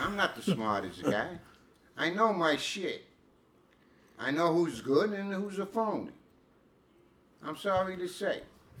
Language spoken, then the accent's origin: English; United States; No, I'm American.